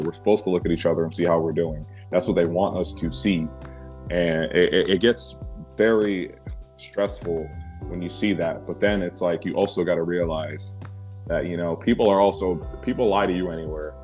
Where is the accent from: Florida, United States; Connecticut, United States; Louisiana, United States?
Louisiana, United States; Baton Rouge; moved away; I didn't grow up in New Orleans. I grew up in the state capital, um, called Baton Rouge